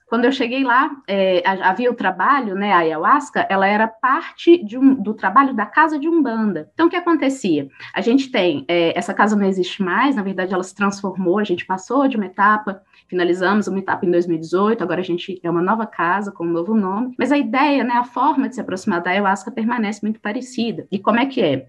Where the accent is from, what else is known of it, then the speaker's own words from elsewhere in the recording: Belo Horizonte, Minas Gerais, Brazil; eu sou de Belo Horizonte